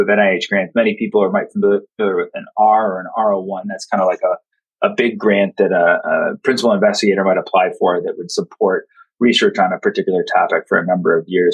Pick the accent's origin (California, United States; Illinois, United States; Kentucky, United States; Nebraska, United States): Illinois, United States; Chicago; moved away as an adult; now in Baltimore, United States; I was born in Chicago, but grew up in the suburbs